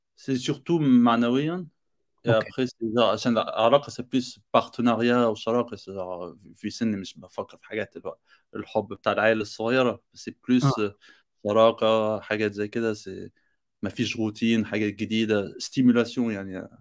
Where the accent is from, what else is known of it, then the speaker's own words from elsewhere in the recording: Egypt; now in France; انا مصري